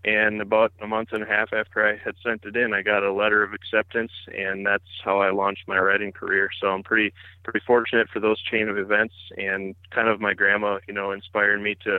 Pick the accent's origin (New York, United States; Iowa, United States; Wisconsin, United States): Wisconsin, United States; But yeah, I grew up here in Wisconsin. It's a beautiful place to be, especially in the summer and the fall.